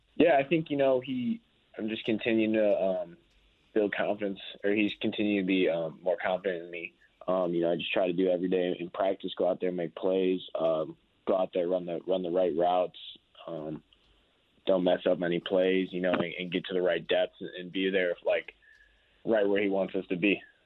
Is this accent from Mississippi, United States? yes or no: no; Chicago, Illinois, United States; moved away; I grew up in Chicago